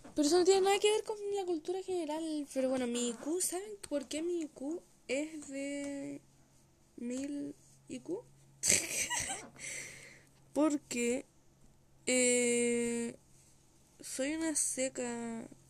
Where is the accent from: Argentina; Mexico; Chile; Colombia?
Chile; yo hablando como que no soy chilena